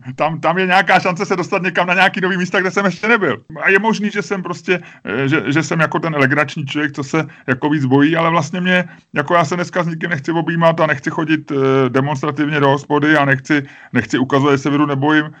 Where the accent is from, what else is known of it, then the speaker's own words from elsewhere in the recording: Prague, Czechia; já jsem taky Pražák, já jsem, jak se říká, já to nemám rád, ale křtěnej Vltavou, já jsem z Holešovic